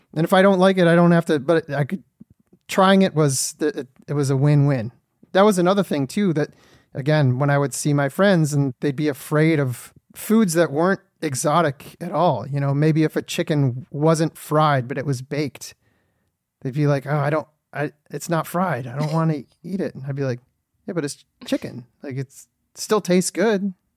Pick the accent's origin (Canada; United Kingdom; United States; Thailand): United States; Detroit, Michigan; I'm from Detroit, Michigan